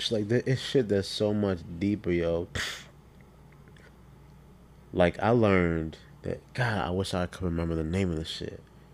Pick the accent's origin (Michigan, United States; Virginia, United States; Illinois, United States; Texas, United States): Virginia, United States; Westmoreland County, Northern Neck; also born or lived in Maryland; My hometown is the birthplace of our first president.